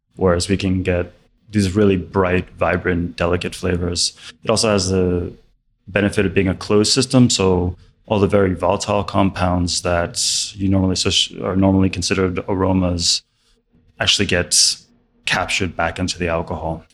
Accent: New York, United States; I grew up in New York

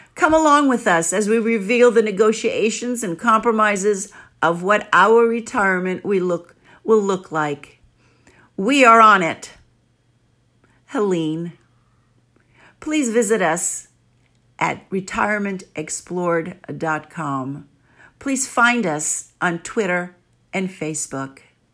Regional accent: New York City, New York, United States; accent: New Yorker; first language Greek; English is a second language; also born or lived in Lamia, Greece; I was born in Lamia, smack in the middle of central Greece, and was carried into New York City when I was nine months old

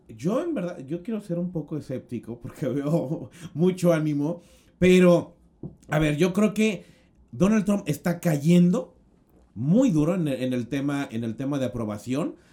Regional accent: Mexico; como mexicanos

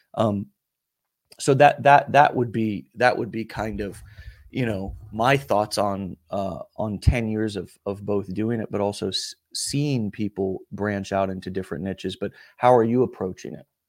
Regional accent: the South, United States; also born or lived in Alabama; I'm from the South

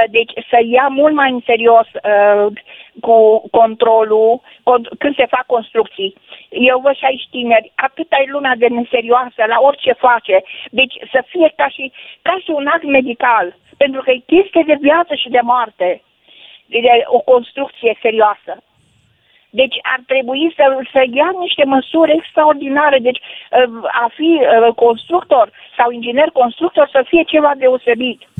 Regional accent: Vadu Crișului, Bihor County, Romania; sunt din Vadul Crișului

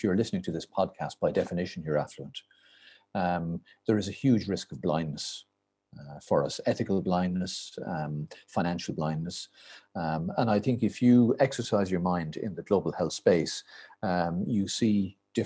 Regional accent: Ireland; when I was growing up, we were all incredibly boring, I'm afraid, white, Catholic

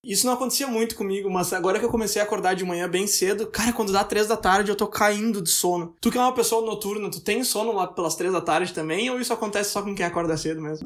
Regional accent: Brazil; moved away as an adult; eu saí do Brasil

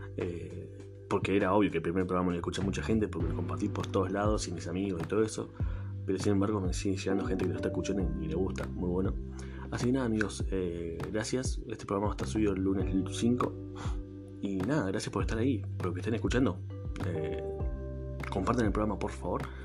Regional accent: Argentina; acá en Argentina no somos así

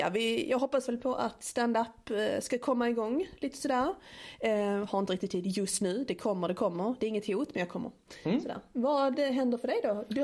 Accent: Skåne, Sweden; accent: Scanian (skånska); jag pratar skånska

